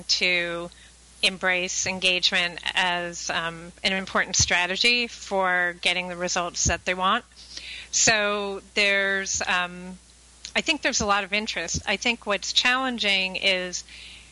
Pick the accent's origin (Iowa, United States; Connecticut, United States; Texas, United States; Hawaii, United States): Connecticut, United States; I hail from the Northeast, from Connecticut